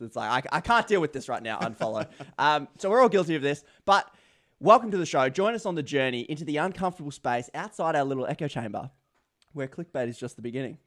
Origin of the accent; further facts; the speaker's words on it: Australia; as an Australian